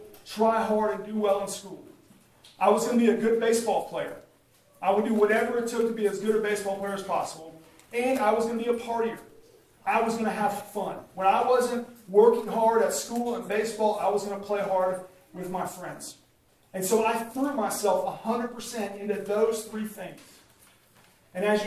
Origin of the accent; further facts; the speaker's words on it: Coweta, Oklahoma, United States; I grew up in Coweta, Oklahoma, which is a small town outside of Tulsa, Oklahoma. I grew up on a farm there, was raised in Coweta my entire life.